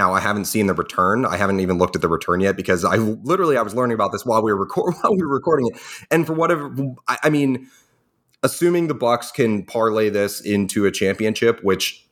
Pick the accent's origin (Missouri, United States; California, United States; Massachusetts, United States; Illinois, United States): Massachusetts, United States; Boston; I'm from Boston, I'm from New England